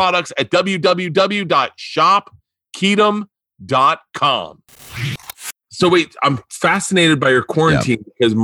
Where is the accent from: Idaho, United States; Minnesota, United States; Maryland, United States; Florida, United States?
Florida, United States; growing up in Florida, you know everything about wrestling.